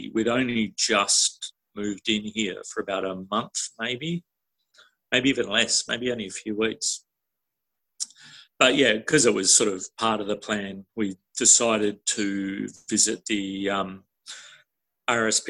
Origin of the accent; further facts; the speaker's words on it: New Zealand; now in Australia; I grew up in New Zealand and we always had dogs there